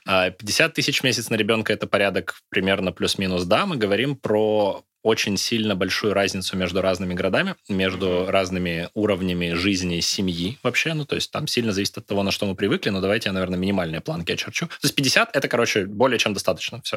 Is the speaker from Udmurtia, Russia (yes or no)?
yes; Izhevsk, Udmurtia, Russia; moved away as an adult; also born or lived in Moscow; Я из Ижевска